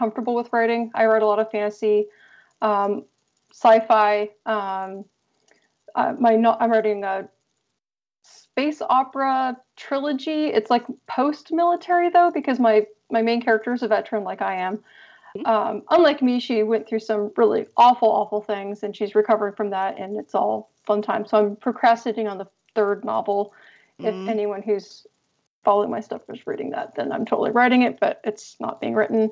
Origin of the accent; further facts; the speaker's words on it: Douglas County, Oregon, United States; moved away as an adult; also born or lived in Eugene, Oregon; I grew up in a small town in Douglas County, which is like the county south bit. And then I went to high school in Eugene, which is the big city of Lane County, Oregon